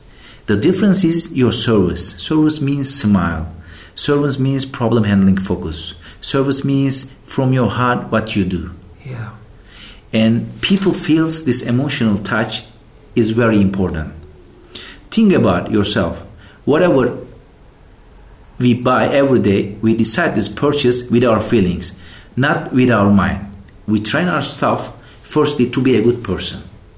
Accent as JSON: {"language": "English", "region": "Mersin", "country": "Turkey", "tie": "born or raised there", "second_language": "English", "moved": "as an adult", "lives_now": "Konya, Turkey", "said": "I am 38 years old. I have born in a seaside city in Mersin. It's a lovely city."}